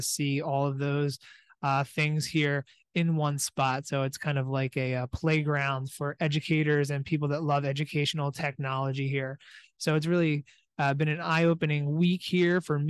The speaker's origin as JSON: {"language": "English", "town": "Allentown", "region": "Pennsylvania", "country": "United States", "tie": "born or raised there", "said": "here from the Philadelphia Convention Center, about an hour south of Allentown. So in my hometown, so it's nice to be able to come back home"}